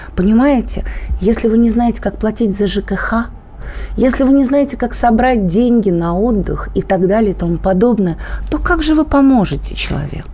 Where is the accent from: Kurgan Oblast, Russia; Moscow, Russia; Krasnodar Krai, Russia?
Moscow, Russia; я москвичка, я обожаю людей с московским выговором